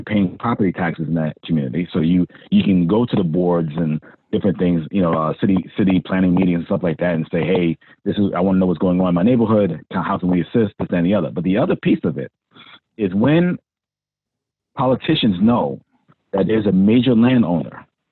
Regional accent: New York City, New York, United States; I grew up in Hollis

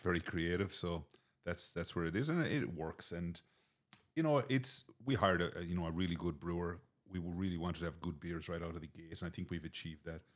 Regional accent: Dungarvan, Munster, Ireland; moved away as an adult; also born or lived in Antigua / Boston; now in United States; my hometown in Dungarvan

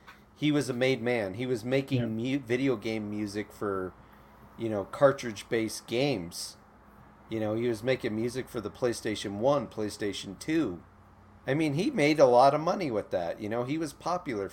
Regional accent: Midwest, United States; I grew up in the Midwest

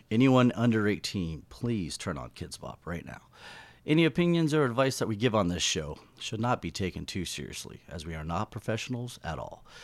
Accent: Florida, United States; accent: southern drawl; I have like a like a southern drawl

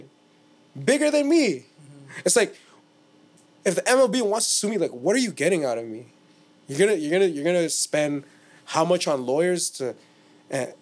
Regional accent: Toronto, Ontario, Canada; we're from Toronto

